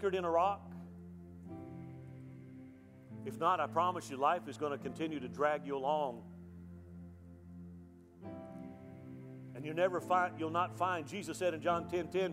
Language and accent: English; Mobile, Alabama, United States; also born or lived in Texas; now in Cleburne, United States; I grew up on the Gulf Coast in Mobile, Alabama